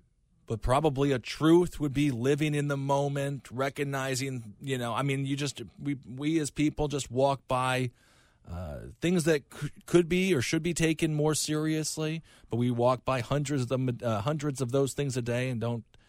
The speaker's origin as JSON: {"language": "English", "region": "Minnesota", "country": "United States", "tie": "born or raised there", "said": "As a shy kid in Minnesota growing up in the Midwest"}